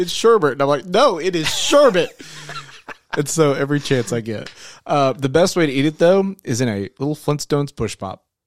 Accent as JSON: {"language": "English", "town": "Searcy", "region": "Arkansas", "country": "United States", "said": "we're from Searcy, Arkansas, and so we have a hometown brand made here"}